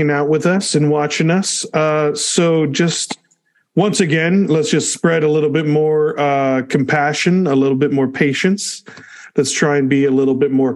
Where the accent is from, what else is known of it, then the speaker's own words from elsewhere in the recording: California, United States; now in Phoenix, United States; I'm from California